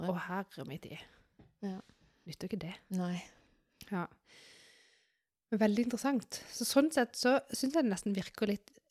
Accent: Sørlandet, Norway; Husker vi er fra Sørlandet

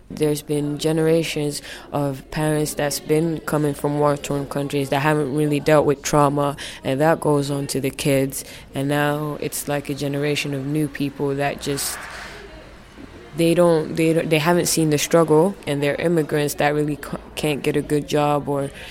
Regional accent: Finland; for me growing up in Finland, uh, my parents were one of the first African families that came to Finland. So they're from Somalia, right?

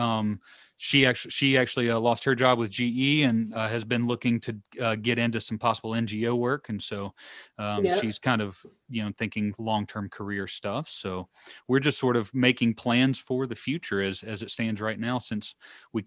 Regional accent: Alabama, United States; now in Ohio, United States; I'm from Alabama

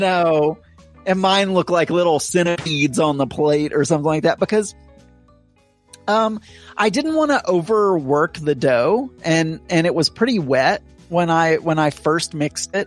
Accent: the South, United States; I am from the South

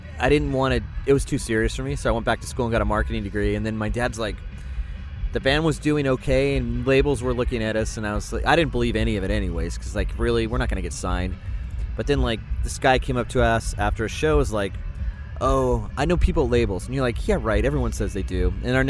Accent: California, United States; In Orange County, Southern California.

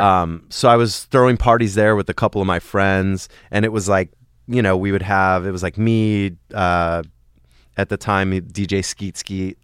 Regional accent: Los Angeles, California, United States; also born or lived in Sherman Oaks / Encino; I grew up in the Valley

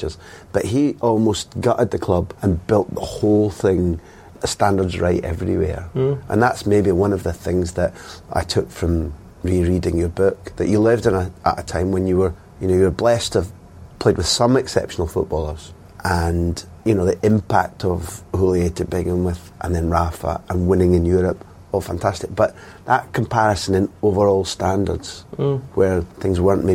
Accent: Aberdeen, Scotland, United Kingdom; moved away as an adult; also born or lived in Spain; I grew up in Aberdeen

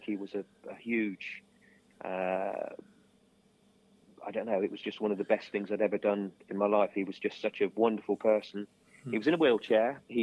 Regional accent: Street, South West England, United Kingdom; we actually went to school together in Street

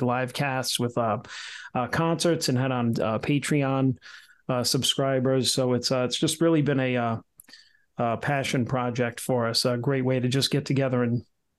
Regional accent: Rhode Island, United States; We grew up here in Rhode Island together

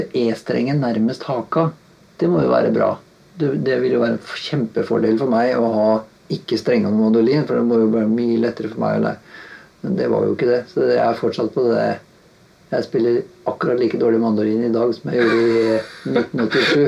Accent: Halden, Østfold, Norway; moved away as an adult; now in Oslo, Norway; Kommer fra Halden, flytta til Oslo i eh, ja, Jeg var en sånn 18 Rundt 18-19 år, kanskje.

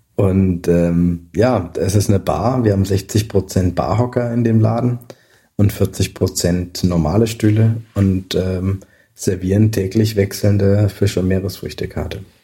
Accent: Alsace, Grand Est, France; moved away; also born or lived in Scandinavia; ich bin eben teilweise in Frankreich und im Elsass aufgewachsen, an der Grenze geboren.

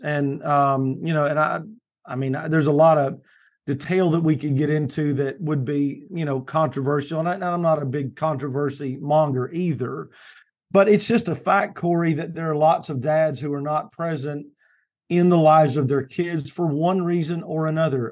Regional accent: Kentucky, United States; now in Morehead City, United States; Right now, I live in coastal, uh, North Carolina. I'm from Kentucky originally.

